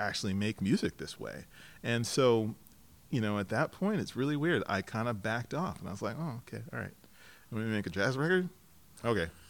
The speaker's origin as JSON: {"language": "English", "town": "Lakewood", "region": "Colorado", "country": "United States", "tie": "born or raised there", "moved": "yes", "lives_now": "Portland, United States", "said": "I grew up in Denver, suburb of Denver, mm-hmm. Colorado, mm-hmm. in Lakewood"}